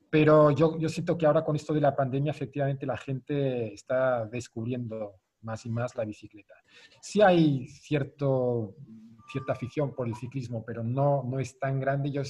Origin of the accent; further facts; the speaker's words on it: Zurich, Switzerland; Spanish is a second language; Yo me crié en Zurichberg, que está a 200 metros más alto que el centro de la ciudad de Zurich